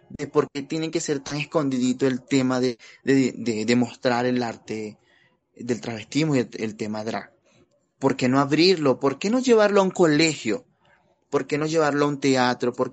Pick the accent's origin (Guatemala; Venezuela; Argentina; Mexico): Venezuela; Pues mira, para nadie es un secreto que yo soy migrante venezolano, ya llevo más de cinco años acá en la ciudad